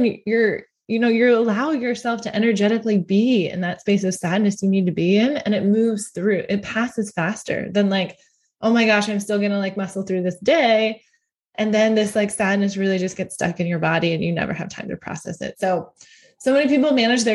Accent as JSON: {"language": "English", "country": "United States", "said": "I'm an American"}